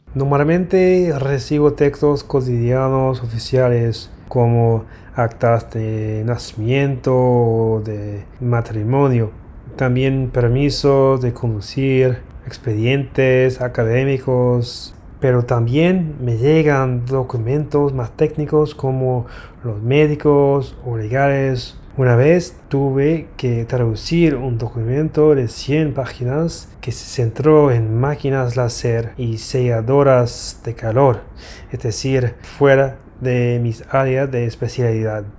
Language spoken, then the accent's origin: Spanish; Brisbane, Queensland, Australia; Spanish is a second language; soy de y vivo en Brisbane, aquí en Australia.